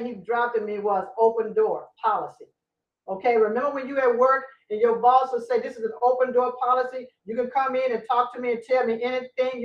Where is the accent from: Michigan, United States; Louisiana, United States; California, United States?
Louisiana, United States; I'm from Louisiana